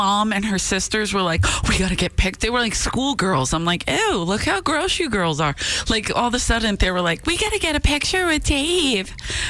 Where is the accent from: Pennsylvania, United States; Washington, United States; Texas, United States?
Pennsylvania, United States; Philadelphia; moved away; also born or lived in California; I grew up in South Philly.